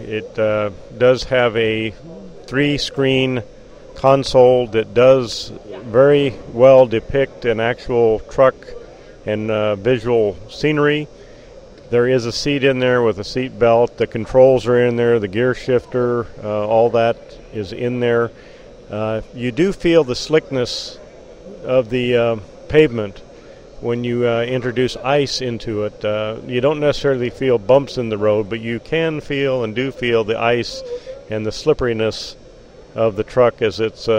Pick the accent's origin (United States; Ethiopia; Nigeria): United States; Globe, Arizona; I'm from the Globe area, which is in the eastern mountains of the state of Arizona.